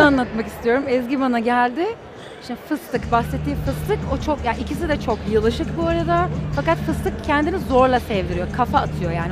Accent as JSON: {"language": "Turkish", "region": "Istanbul", "country": "Turkey", "tie": "born or raised there", "said": "1984 yılında İstanbul'da doğdum"}